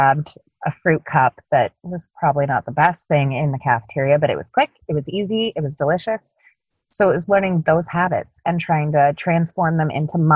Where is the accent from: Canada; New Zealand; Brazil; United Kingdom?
Canada; I'm Canadian.